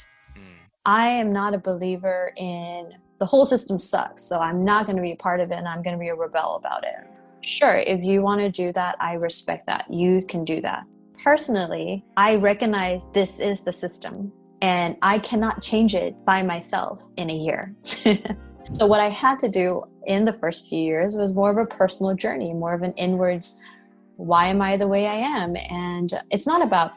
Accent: Myanmar; moved away as an adult; also born or lived in United States; I am a Burmese

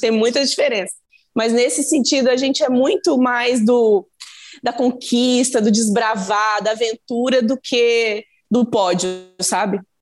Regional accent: Minas Gerais, Brazil; eu sou mineira de um jeito

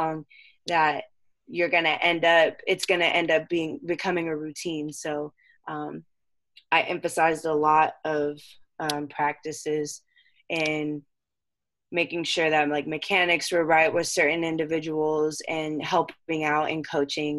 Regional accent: Temecula, California, United States; also born or lived in San Diego / Holland; I was born in San Diego and I grew up in Temecula

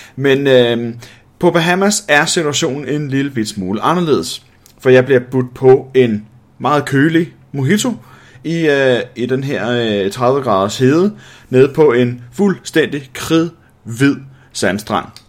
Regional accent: Denmark; jeg som dansker

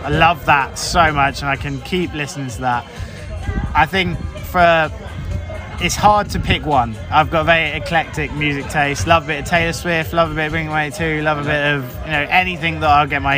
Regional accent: Basingstoke, South East England, United Kingdom; I'm from Basingstoke

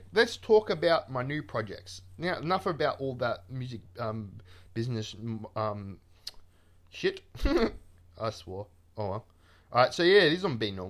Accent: Melbourne, Victoria, Australia; I'm from Melbourne. I am like, you know, lived my whole life in Melbourne, basically.

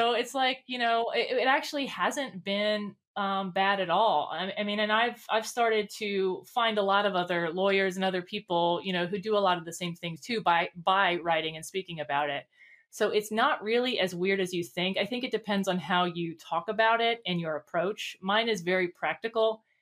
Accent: Northern Kentucky, United States; I'm from Northern Kentucky. Mm-hmm. Um, so um, right outside of Cincinnati

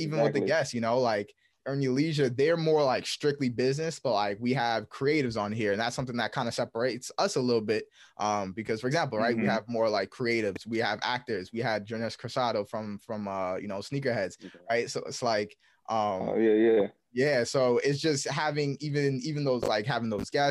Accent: New York, United States; two brothers out of New York, we're from New York

